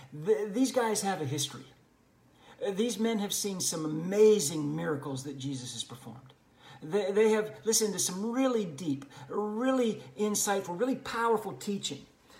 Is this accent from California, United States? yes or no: no; Plant City, Florida, United States; Plant City, my hometown, known as the winter strawberry capital of the world.